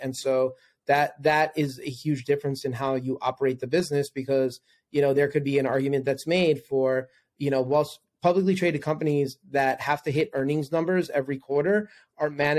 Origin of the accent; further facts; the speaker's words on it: New York City, New York, United States; also born or lived in Manhattan; I'm originally from New York. I lived in Manhattan for 13 years and a New Yorker